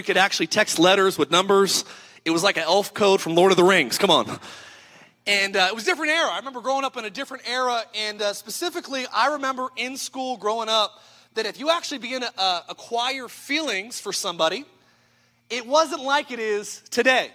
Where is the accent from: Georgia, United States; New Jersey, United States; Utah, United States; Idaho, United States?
Idaho, United States; I'm from Idaho